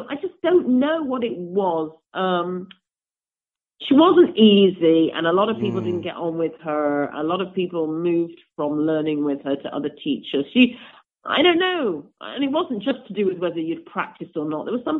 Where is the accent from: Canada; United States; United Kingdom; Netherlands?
United Kingdom; England; also because I was English and she thought I was some kind of rare specimen from the UK. She liked my accent.